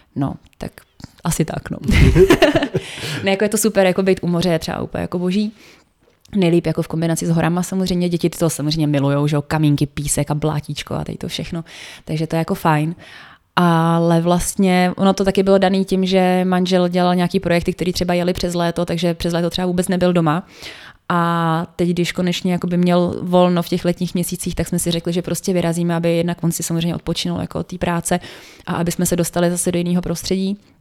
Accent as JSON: {"language": "Czech", "town": "Teplice", "region": "Ústí nad Labem Region", "country": "Czechia", "tie": "born or raised there", "also_born_or_lived": "Mikulov (Ore Mountains)", "said": "svoje dětství, které jsme trávili vlastně v tom Mikulově protože jsme tam jezdili z Teplic na chatu"}